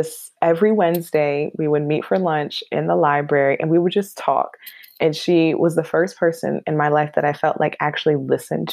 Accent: Buffalo, New York, United States; now in Albany, United States; I am born and raised in Buffalo, New York. Go Bills. I always got to represent my hometown. But I hail now from the Capital Region in New York, in Albany

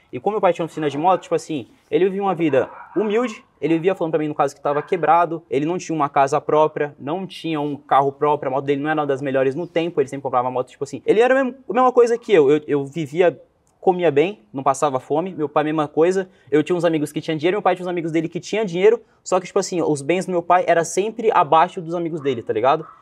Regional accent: Cubatão, São Paulo, Brazil; Eu sou nascido em Cubatão, né? Que é na Baixada Santista, em São Paulo

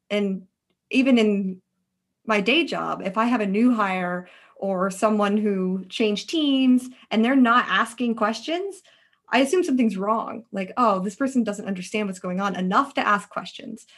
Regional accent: Alaska, United States; moved away as an adult; now in Bay Area, United States; I'm originally from Alaska

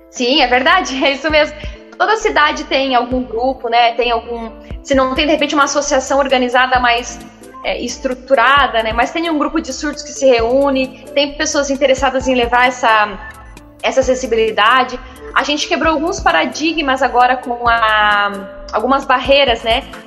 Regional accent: Joinville, Santa Catarina, Brazil; moved away as an adult; eu sou de Joinville, né? Sou natural daqui. Saí por seis anos, os últimos anos para estudar

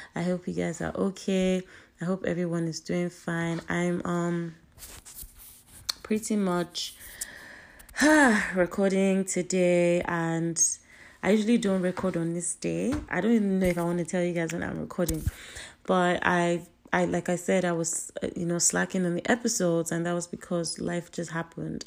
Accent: Nigeria; I'm Nigerian, and the way our culture is set up

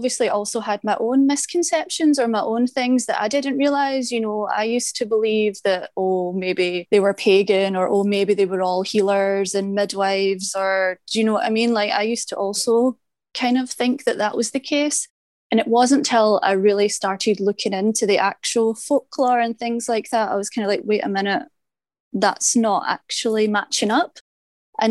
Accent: Paisley, Scotland, United Kingdom; moved away as an adult; now in Japan; I'm from Paisley in Scotland, and we have quite a famous witch trial, sadly, 1697 Barragan witches, and we have a couple of memorials to them. So growing up in Paisley

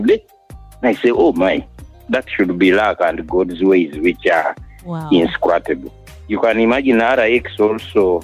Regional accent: Uganda; I went to Mugwanya Prep Kavoja recently in 1969.

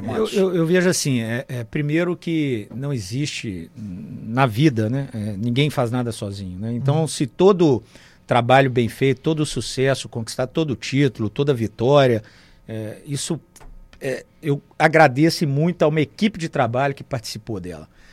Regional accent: Brazil; sou um dos brasileiros que tem muitos contatos aqui nos Estados Unidos

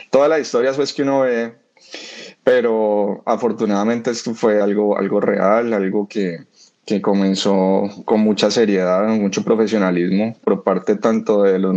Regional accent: Colombia; él, y yo somos la cuota colombiana de, la banda.

